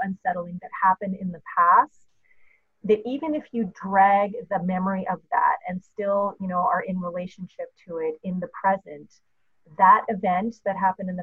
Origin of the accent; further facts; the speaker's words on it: Canada; I'm Canadian